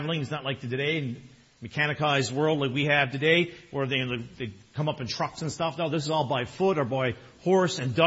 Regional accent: Newfoundland and Labrador, Canada; now in Toronto area, Canada; I'm from Newfoundland.

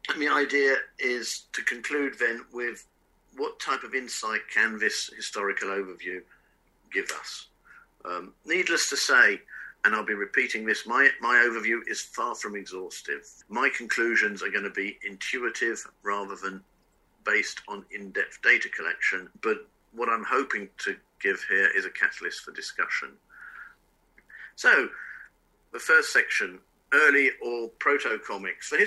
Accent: England, United Kingdom; also born or lived in France; to me as a kid growing up in England and in France in the 70s, the culture of the United States was my culture.

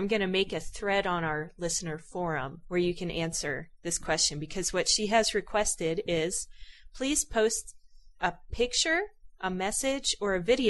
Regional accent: Hawaii, United States; I was born and raised in Hawaii.

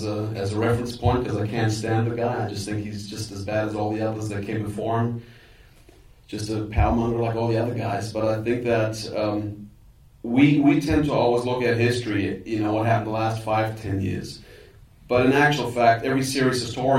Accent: Germany; Being German

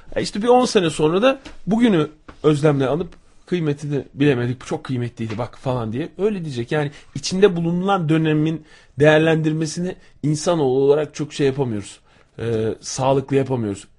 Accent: İzmir, Turkey; born or raised there

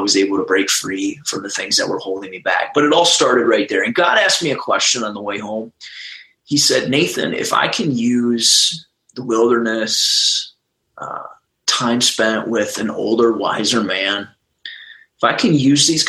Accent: Minnesota, United States; I'm from Minnesota

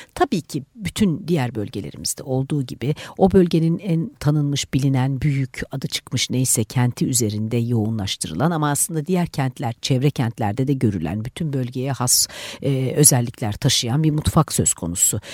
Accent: Eastern Black Sea, Turkey; Doğu Karadenizli olduğum için

